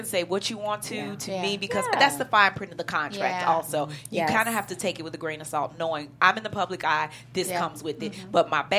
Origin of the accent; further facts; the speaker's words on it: Chicago, Illinois, United States; I'm from the South Side.